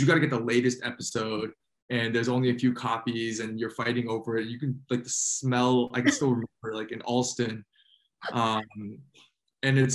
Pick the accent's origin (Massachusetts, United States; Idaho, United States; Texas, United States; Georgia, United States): Massachusetts, United States; Newton; where I grew up in Newton